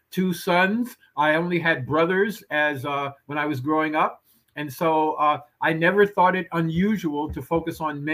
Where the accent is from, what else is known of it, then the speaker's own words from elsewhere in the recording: New York City, New York, United States; I grew up in the Patterson Housing Projects in the 1950s